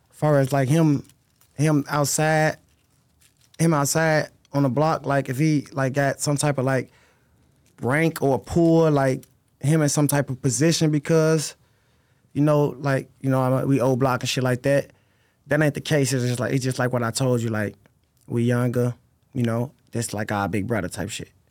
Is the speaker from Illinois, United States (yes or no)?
yes; Chicago, Illinois, United States; I'm from, I grew up sixty-fourth, Kings Drive, Parkway. I've been there since I was, like, First grade.